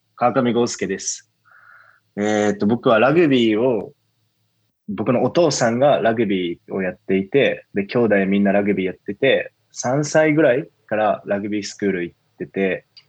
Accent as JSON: {"language": "Japanese", "region": "Miyazaki", "country": "Japan", "tie": "born or raised there", "said": "僕は宮崎県出身"}